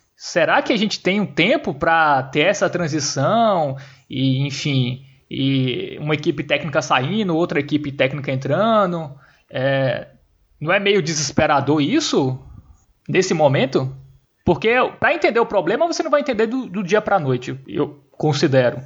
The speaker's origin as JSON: {"language": "Portuguese", "town": "João Pessoa", "region": "Paraíba", "country": "Brazil", "said": "a gente é de João Pessoa"}